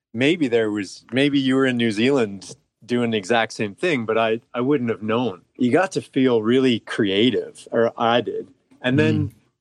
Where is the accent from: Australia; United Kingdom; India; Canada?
Canada; Calgary, Alberta; I was born and raised in Calgary.